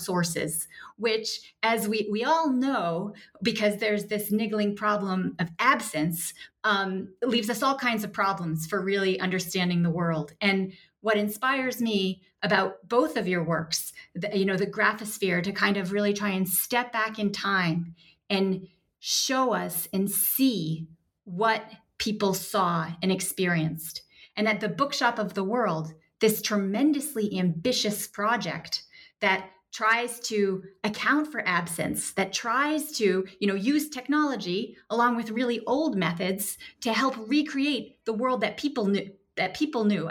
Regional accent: United States; as an American

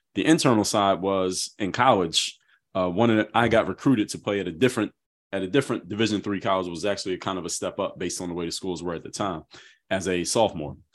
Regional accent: Philadelphia, Pennsylvania, United States; I'm from Philadelphia

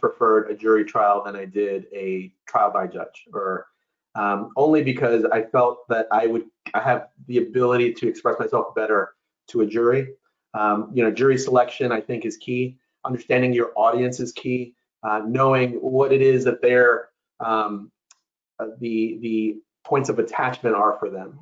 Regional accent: New York City, New York, United States; I was born and raised in New York City. Um, my parents came from Ecuador.

